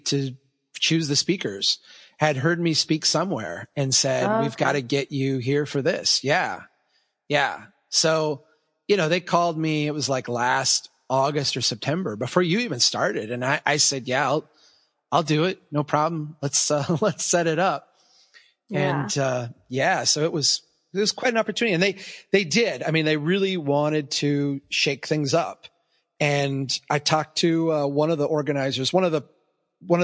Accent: Minnesota, United States; I'm from Minnesota. I can handle Alaska

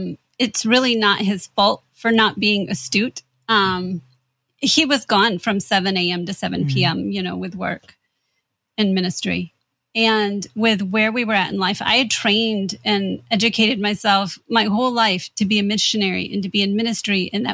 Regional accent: Midwest, United States; And I'll say we're from Indiana and Michigan. So that was a long way from home.

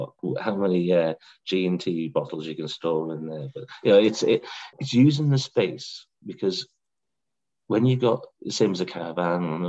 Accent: Blyth, North East England, United Kingdom; also born or lived in Whitley Bay; now in North Shields, United Kingdom; I grew up in Blythe and then we moved along to Whitby Bay

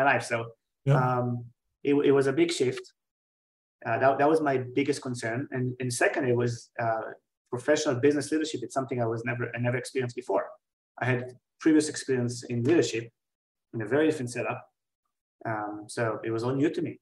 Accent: Israel; moved away as an adult; also born or lived in New York; I'm originally from Israel. I was born and raised there

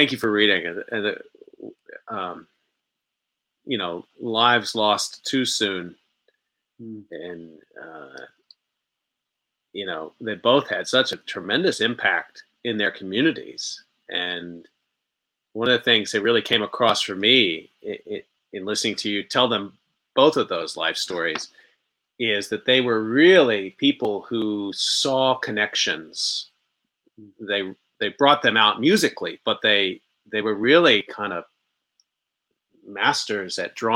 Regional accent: Arlington, Texas, United States; also born or lived in Dallas, Texas; I was born in Dallas and I grew up in Arlington

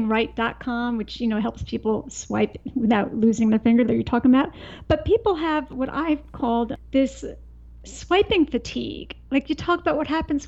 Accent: East Coast, United States; I grew up on the East Coast

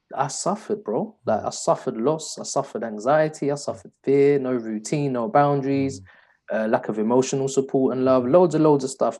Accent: London, United Kingdom; I was brought up in East London in the 90s

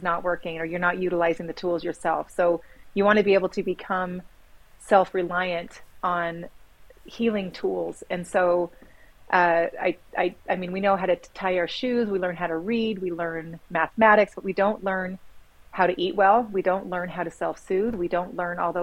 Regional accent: Sandy, Utah, United States; also born or lived in Sacramento; now in Midway, United States; I grew up in Little Cottonwood Canyon area. It was sandy.

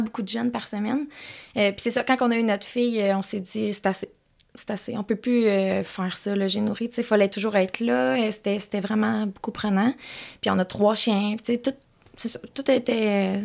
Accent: Quebec, Canada; moved away as an adult; also born or lived in Gatineau; J'habitais à Gatineau, mais je suis native de Québec, fait que je voulais revenir par ici

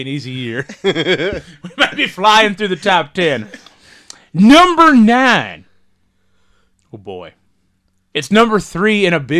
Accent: Oklahoma, United States; I am from the Big Stick portion of Oklahoma.

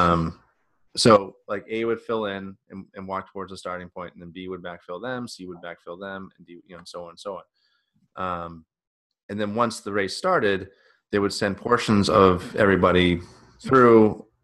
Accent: Northeast, United States; we're all from the Northeast

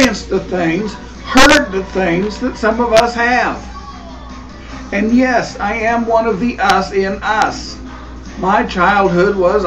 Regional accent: Kansas, United States; also born or lived in Wichita, Kansas / McPherson, Kansas; So far in my life, I have lived in my hometown, Wichita and McPherson. All towns of different sizes, and all in Kansas.

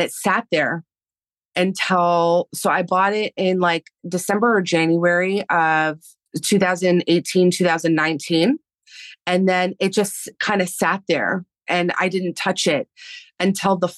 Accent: Canada; first language Spanish; English is a second language; being in Canada and living in a European household and my first language being Spanish and then having to switch to English when school started

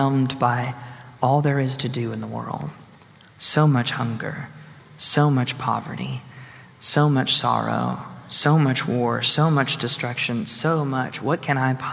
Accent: Houston, Texas, United States; I grew up in Houston

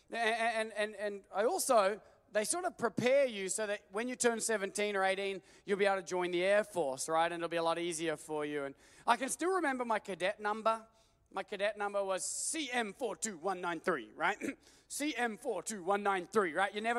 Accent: Australia; moved away as an adult; I grew up 28 years in Australia

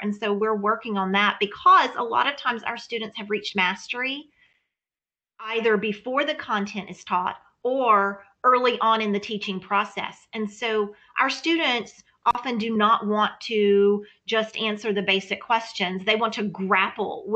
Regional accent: Louisiana, United States; moved away; I come from Louisiana

